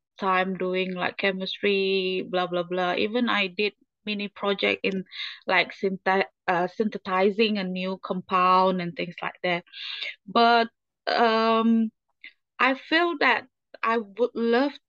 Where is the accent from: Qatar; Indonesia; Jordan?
Indonesia; moved away as an adult; also born or lived in United Kingdom; I was treated in my home country